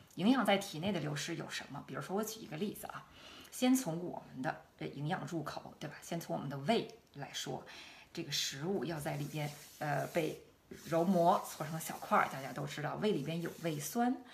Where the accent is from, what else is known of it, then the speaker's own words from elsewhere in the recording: Beijing, China; moved away as an adult; also born or lived in Shanghai / Hanover, Germany; now in Germany; 我来自北京